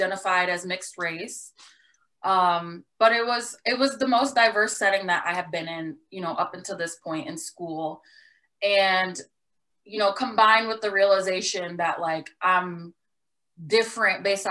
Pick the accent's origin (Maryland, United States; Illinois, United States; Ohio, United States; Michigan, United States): Michigan, United States; Detroit; I grew up in Detroit and went to Detroit Public Schools until the sixth grade.